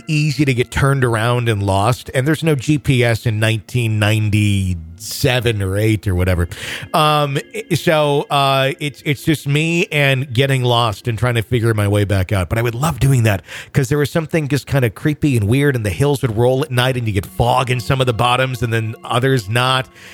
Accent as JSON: {"language": "English", "region": "Wisconsin", "country": "United States", "tie": "born or raised there"}